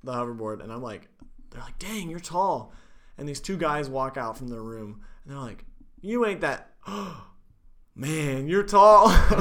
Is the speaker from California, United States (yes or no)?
yes; California, United States; moved away; my hometown, California